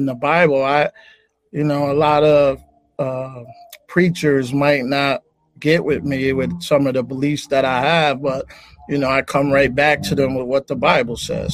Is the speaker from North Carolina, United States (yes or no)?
no; Springfield, Massachusetts, United States; I'm from Springfield, Massachusetts